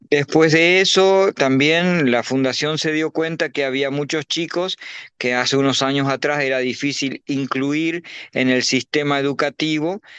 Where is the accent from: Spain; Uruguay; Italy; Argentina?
Uruguay; now in Paraguay; soy uruguayo con nacido en Uruguay, pero eh, vivo hace muchos años en Paraguay